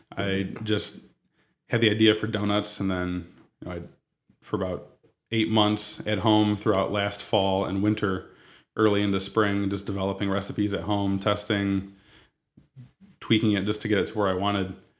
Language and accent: English; Toledo, Ohio, United States; also born or lived in Rossford / Perrysburg / San Diego; Born and raised in Toledo